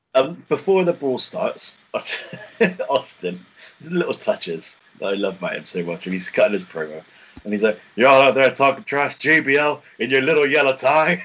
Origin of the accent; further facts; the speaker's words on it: England, United Kingdom; we're English